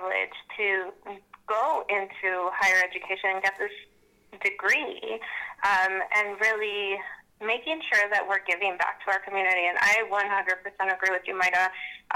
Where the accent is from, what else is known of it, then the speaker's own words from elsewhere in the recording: United States; I was born in the United States